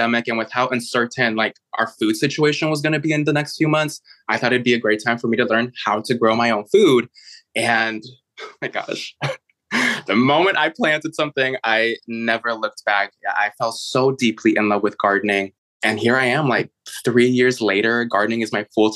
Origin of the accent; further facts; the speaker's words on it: Chicago, Illinois, United States; moved away; also born or lived in San Francisco / New York City; I was actually born and raised in Chicago